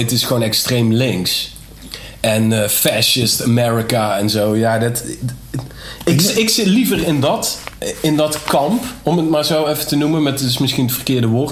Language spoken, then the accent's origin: Dutch; Nederweert, Limburg, Netherlands; ik kom uit Nederweert